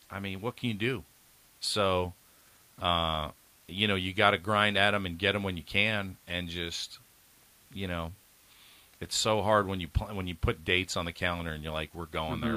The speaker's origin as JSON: {"language": "English", "region": "Northeast Pennsylvania", "country": "United States", "tie": "born or raised there", "said": "Grew up in Pennsylvania. I grew up in Northeast."}